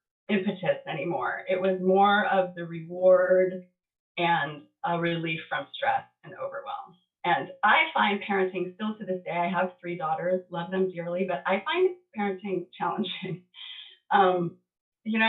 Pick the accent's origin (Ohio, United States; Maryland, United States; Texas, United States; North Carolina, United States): Maryland, United States; Baltimore; moved away as an adult; also born or lived in New York State / San Diego; I went from like a really big, diverse school in Baltimore. I had moved from New York State to Baltimore